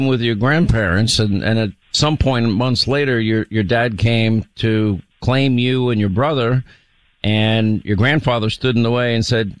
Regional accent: New York, United States; I grew up in New York

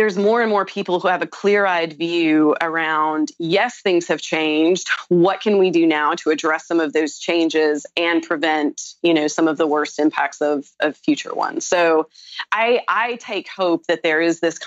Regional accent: the South, United States; I'm also from the South

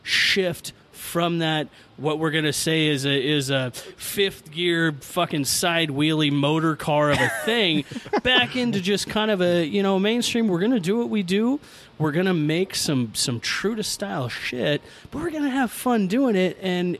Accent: Portland, Oregon, United States; Like, how dare you tell me that, I am from Portland.

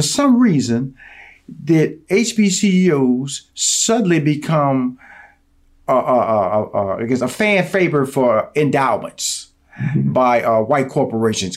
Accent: Houston, Texas, United States; I grew up in Houston, Texas, so Texas Southern University, uh, Third Ward

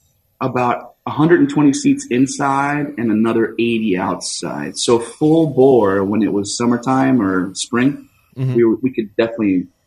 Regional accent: New Jersey, United States; moved away; I grew up in New Jersey eating red sauce.

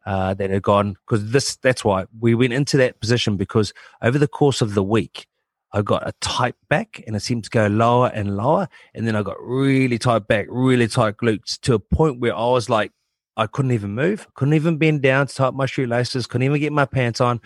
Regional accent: New Zealand; born and bred in New Zealand

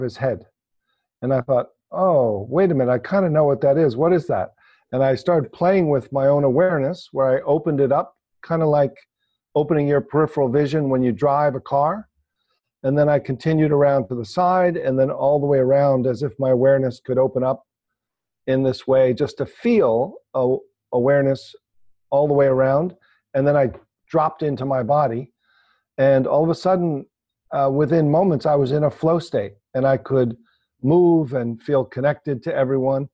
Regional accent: New York City area, New Jersey, United States; I grew up in the New York City area, New Jersey

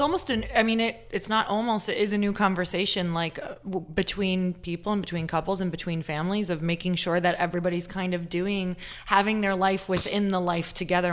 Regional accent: Midwest, United States; we're from the Midwest

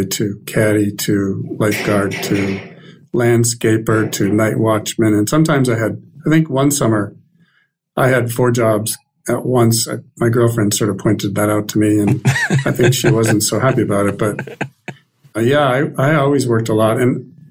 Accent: Concord, Massachusetts, United States; also born or lived in Minneapolis, Minnesota / Colorado Springs, Colorado; moved to Massachusetts

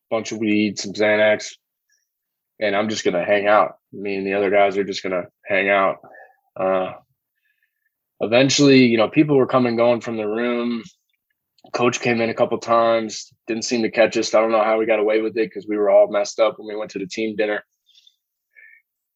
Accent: Richmond, Virginia, United States; I was from Richmond, Virginia

